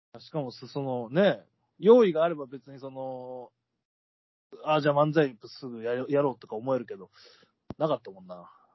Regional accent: Akita, Japan; born or raised there

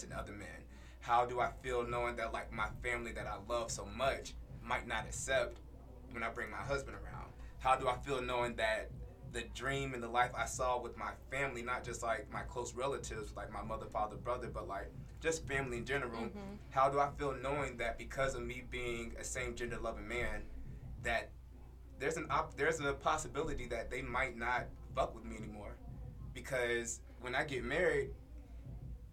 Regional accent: North Carolina, United States; I am from North Carolina, so I grew up in the Bible Belt

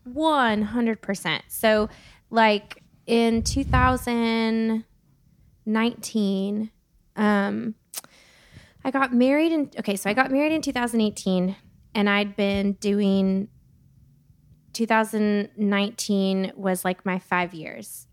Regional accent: Santa Barbara, California, United States; moved away as an adult; now in Nashville, United States; born and raised in Santa Barbara, California

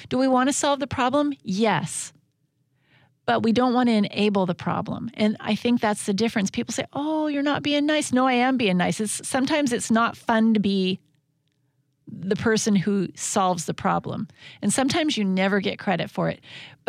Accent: Washington, United States; And we're from Washington State.

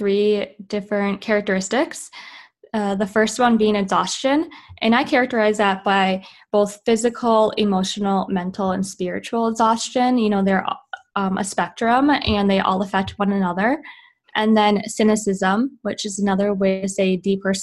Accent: Midwest, United States; moved away as an adult; also born or lived in Utah; now in California, United States; I am originally from the Midwest, came out to USC in California, and spent 9 years training here

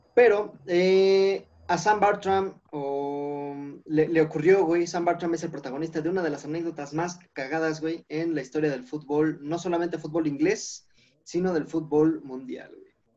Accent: Sultepec, State of Mexico, Mexico; en mi pueblito, güey, en mi ranchito

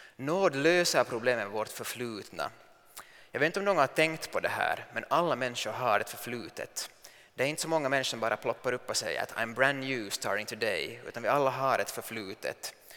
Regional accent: Finland; som finsk man

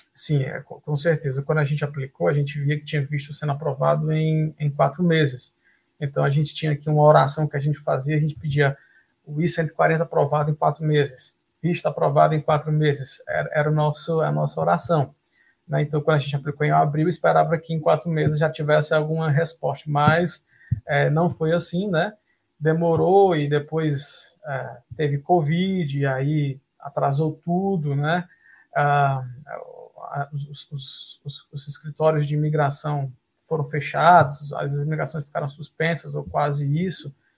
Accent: Fortaleza, Ceará, Brazil; moved away as an adult; now in Canada; eu sou de Fortaleza, no Ceará

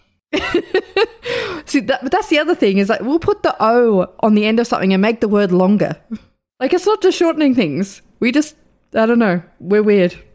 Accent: Australia; I'm Australian

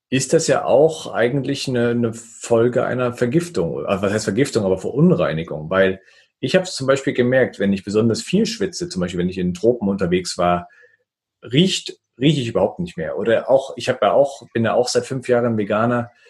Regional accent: Thuringia, Germany; ich bin, ich bin Thüringer, ich bin mit Fleisch und Wurst groß geworden

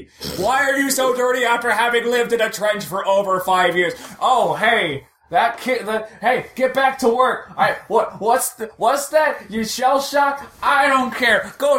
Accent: United States; I'm from America

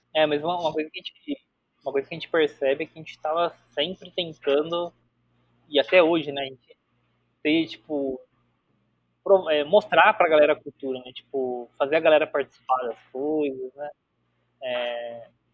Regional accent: Bauru, São Paulo, Brazil; Eu sou de Bauru

